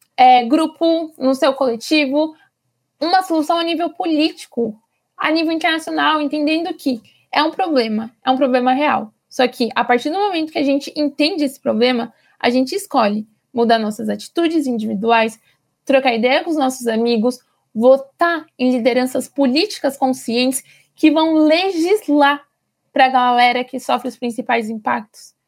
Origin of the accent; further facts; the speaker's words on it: Brasilândia, São Paulo, Brazil; eu sou aqui da Brasilândia